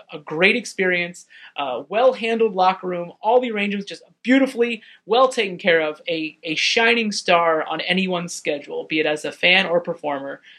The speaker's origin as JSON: {"language": "English", "country": "United States", "said": "an American"}